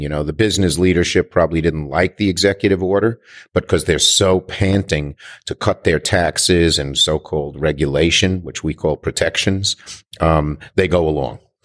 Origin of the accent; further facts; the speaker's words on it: New York, United States; I'm a New Yorker